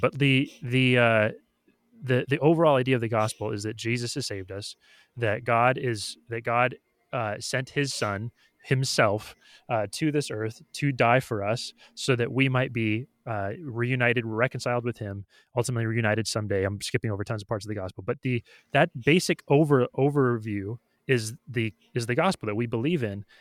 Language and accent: English; United States; why am I an American citizen? It's like, or why do I consider s, my, myself an American?